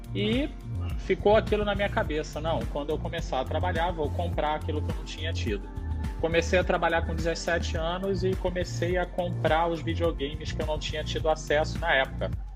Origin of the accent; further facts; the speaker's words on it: São Gonçalo, Rio de Janeiro, Brazil; now in Niterói, Brazil; eu nasci em São Gonçalo, nasci em São Gonçalo, hoje moro em Niterói